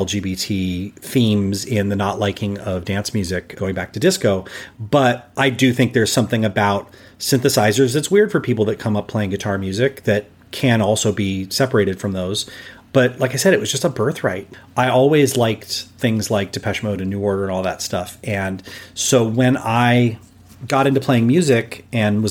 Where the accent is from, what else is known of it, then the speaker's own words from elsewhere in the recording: Los Angeles, California, United States; growing up in Los Angeles, we have this very influential radio station, KROQ, K-Rock. And it's just part of my identity as a Los Angelino